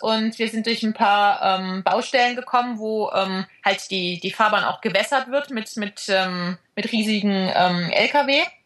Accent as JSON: {"language": "German", "area": "Black Forest", "region": "Baden-Württemberg", "country": "Germany", "also_born_or_lived": "Ostalb, east of Stuttgart", "moved": "yes", "said": "dass wir uns zu Hause immer noch im Schwarzwald fühlen"}